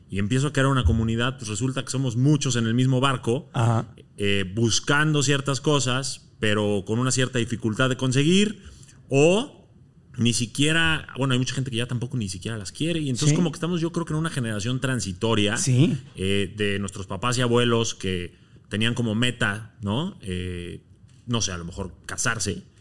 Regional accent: Mexico; Yo soy de origen libanés. Ajá. Mexicano y libanés.

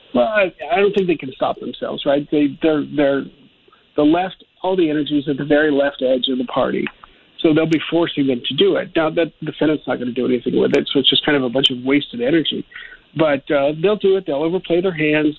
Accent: Ohio, United States; I'm from Ohio and, you know, we were called the Rust Belt

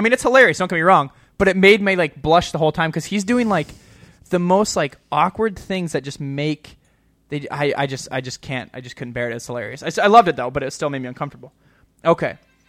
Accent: Illinois, United States; I'm from Illinois.

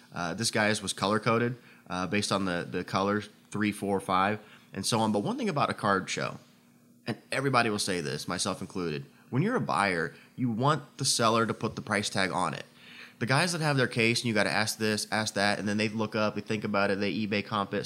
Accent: Indiana, United States; moved away; my hometown here as we're in town for the meet in Indiana

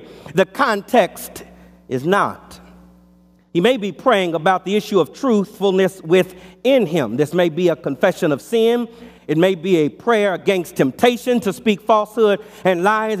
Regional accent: Los Angeles, California, United States; As a boy growing up in Los Angeles in our childhood home

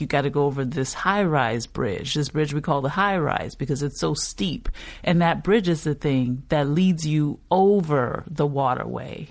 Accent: New Orleans, Louisiana, United States; I'm from New Orleans, but you're realizing that no one is thinking New Orleans East when you say that.

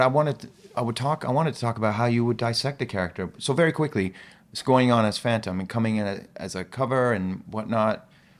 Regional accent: Ostia, Lazio, Italy; also born or lived in Iran; That was my first home. Because I was when I was born in Iran, I was probably there 2-3 months, and that's it. And then Italy for the first 2-3 years of my life.

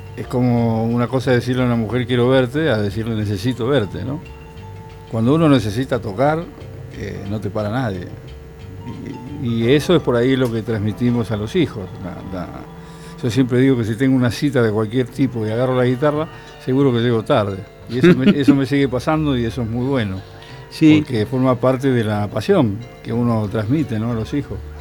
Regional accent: Villa Diamante, Buenos Aires, Argentina; also born or lived in Monte Grande; Nací en Monte Grande y me, crié en Villa Diamante, hasta los 11 años

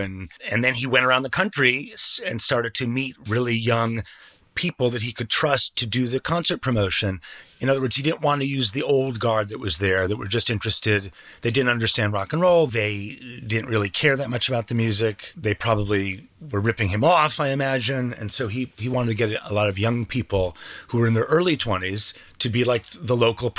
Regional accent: Cleveland, Ohio, United States; But, I'm from Cleveland originally. So when I was growing up, the Belkin brothers.

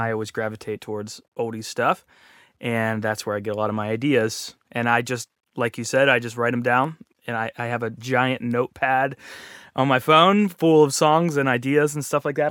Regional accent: Pittsburgh, Pennsylvania, United States; moved away as an adult; also born or lived in Columbus, Ohio / Orlando, Florida; I'm from Pittsburgh

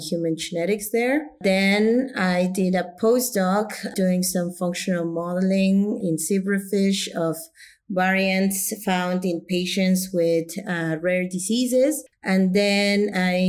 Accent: Mexico; moved away as an adult; also born or lived in United States; I'm originally from Mexico. I was born and grew up in Mexico.

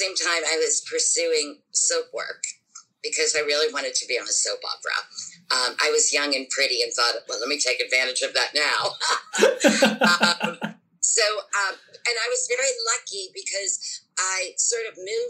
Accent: Pittsburgh, Pennsylvania, United States; moved away as an adult; now in New York, United States; I worked in my hometown of Pittsburgh, Pennsylvania, which is a very, very active theater town

